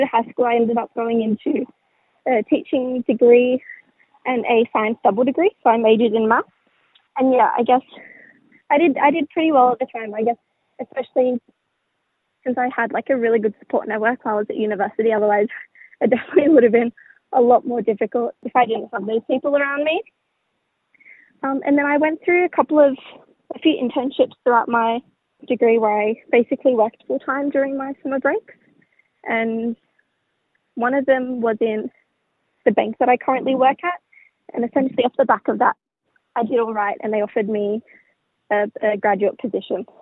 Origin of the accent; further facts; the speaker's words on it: Sydney, New South Wales, Australia; now in Northern Beaches, Australia; I grew up in Darragland, but more specifically, my mob is from Wamai, which is Miss Seven Hills